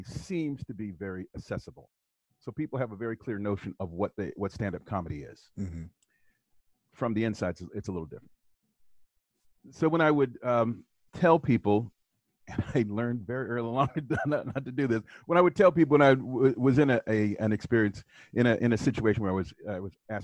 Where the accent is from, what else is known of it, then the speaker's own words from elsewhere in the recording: Southwest Ohio, United States; I grew up in Southwest Ohio